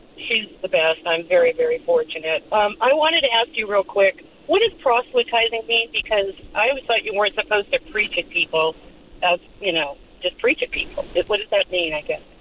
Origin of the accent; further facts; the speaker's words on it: California, United States; also born or lived in Alabama; I grew up in Alabama in the summer, but I lived in California